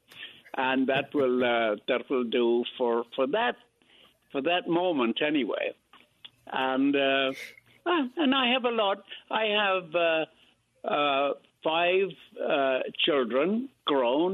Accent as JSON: {"language": "English", "country": "Ireland", "tie": "born or raised there", "also_born_or_lived": "Brooklyn, New York, United States", "moved": "yes", "lives_now": "New York, United States", "said": "I was born in Brooklyn in Greenpoint Hospital in 1931, and I was taken to Ireland when I was three, and that's where I grew up"}